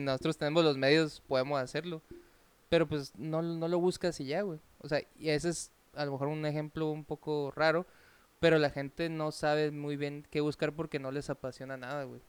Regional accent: Cananea, Sonora, Mexico; En Cananea, se está de donde yo soy oriundo

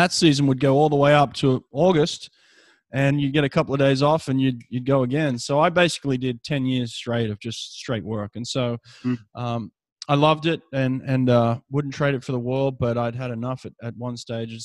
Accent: Sydney, New South Wales, Australia; now in Alabama, United States; growing up in Sydney

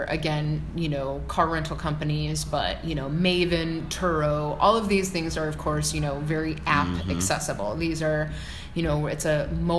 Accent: Chicago, Illinois, United States; now in California, United States; as I grew up in Chicago

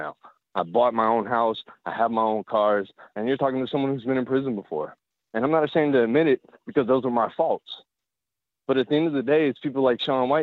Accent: Columbia, South Carolina, United States; I grew up in the South. I'm from South Carolina. I grew up in Columbia

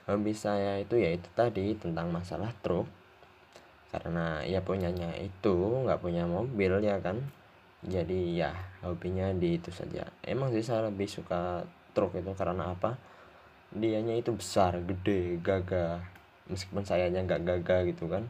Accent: Muncar, East Java, Indonesia; saya ini asal dari Banyuwangi Banyuwangi Muncar tempat tinggal saya

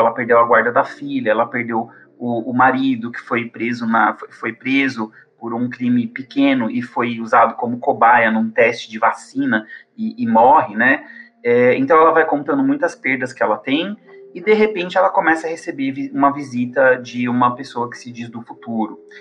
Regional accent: São Paulo, Brazil; moved away as an adult; now in Campo Grande, Brazil; eu sou originalmente de São Paulo, mas eu vim aqui para Campo Grande, no Mato Grosso do Sul

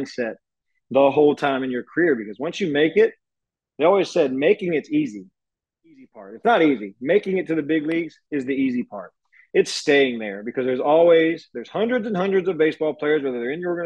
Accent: Georgia, United States; moved away as an adult; now in Houston, United States; I'm from Georgia

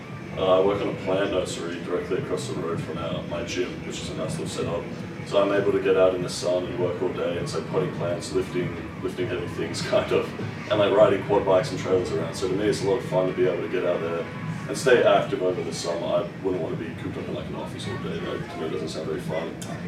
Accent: Sydney, New South Wales, Australia; moved away as an adult; now in United States; I feel like I was really lucky to be born and raised in Sydney. It's like my favorite place on earth.

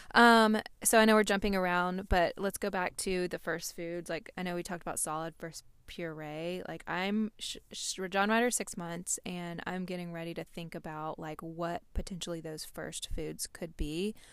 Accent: Nashville, Tennessee, United States; we're from Nashville

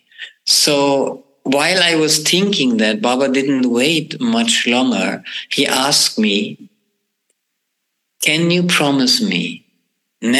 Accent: Braunschweig, Lower Saxony, Germany; a group that has a health food store in my hometown

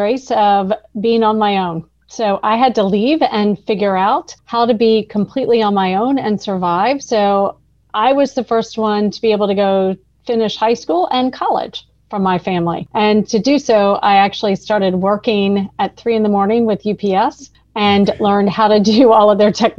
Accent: Atlanta, Georgia, United States; born or raised there

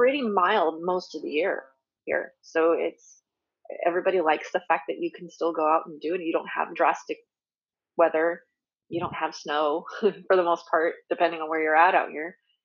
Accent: Redondo Beach, California, United States; also born or lived in Orange County / Corona; I was born in Redondo Beach and spent all my life out here, but, you know, in different parts of Southern California

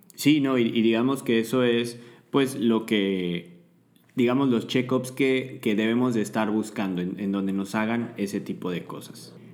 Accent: Mexico; todos nosotros como mexicanos eh, que tenemos ciertas características eh, poblacionales

